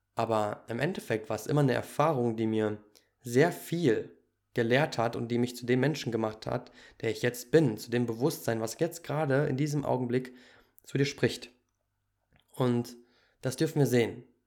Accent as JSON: {"language": "German", "country": "Germany", "tie": "born or raised there", "moved": "as an adult", "said": "ich bin ja auch in Deutschland groß geworden."}